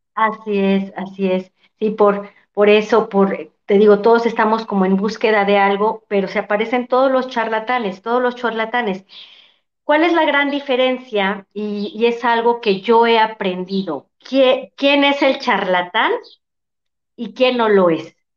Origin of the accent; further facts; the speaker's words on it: Mexico; como mexicanos